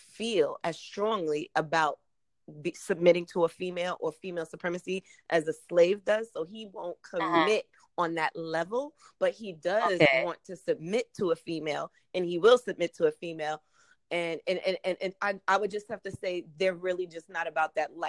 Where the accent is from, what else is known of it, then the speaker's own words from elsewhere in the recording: New York, United States; I hail from New York